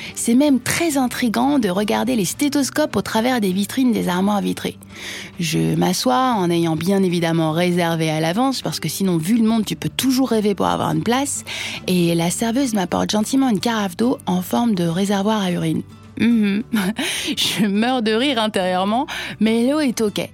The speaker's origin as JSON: {"language": "French", "country": "France", "said": "je suis française"}